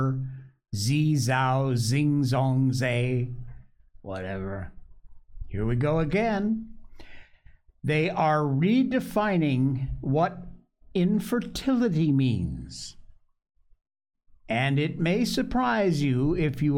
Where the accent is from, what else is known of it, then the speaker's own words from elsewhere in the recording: Cornwall, Connecticut, United States; I am from Cornwall, Connecticut, born and raised there.